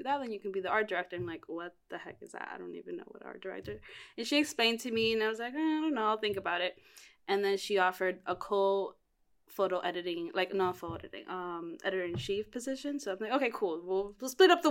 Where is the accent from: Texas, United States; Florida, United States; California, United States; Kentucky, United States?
Florida, United States; Miami; moved away as an adult; also born or lived in Cuba; now in New York City, United States; I was born in Cuba, raised in Miami